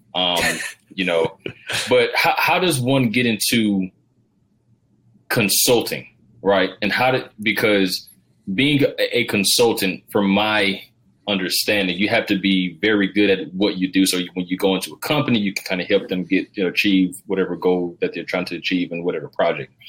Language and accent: English; Georgia, United States; I'm from the South, Rob. I'm uh, I'm from Georgia